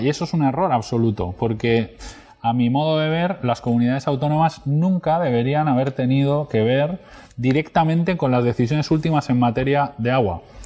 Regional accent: Marina Baixa, Valencian Community, Spain; vengo de una zona especialmente turística y, y en una zona hospitalaria con una presión asistencial brutal, que es la zona de la Marina Baixa

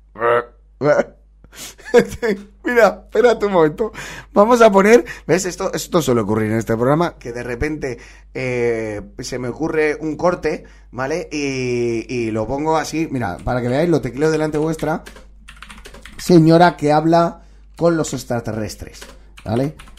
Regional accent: Valencia, Valencian Community, Spain; de aquí, de mi tierra, de Valencia

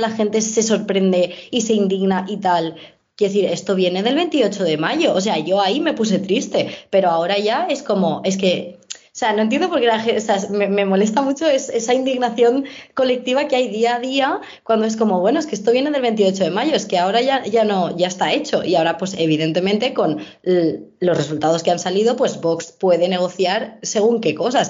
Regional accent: Valencia, Valencian Community, Spain; yo vengo de Valencia

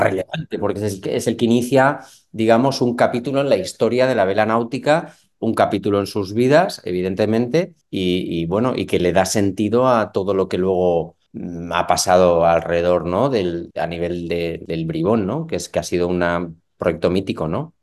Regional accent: Valencia, Valencian Community, Spain; moved away as an adult; also born or lived in Barcelona; aunque soy de Valencia, me trasladé a Barcelona

